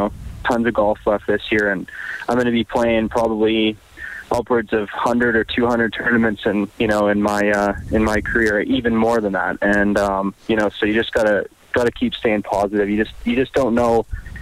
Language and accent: English; Edmonton, Alberta, Canada; I'm from Edmonton